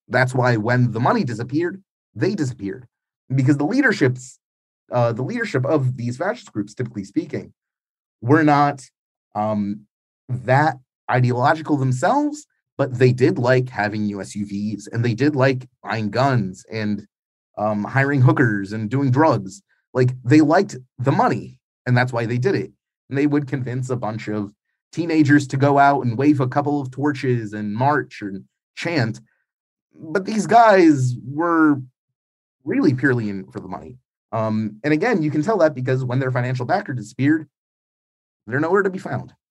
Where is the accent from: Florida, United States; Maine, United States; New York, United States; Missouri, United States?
New York, United States; moved away as an adult; now in Ukraine; growing up in New York in the 90s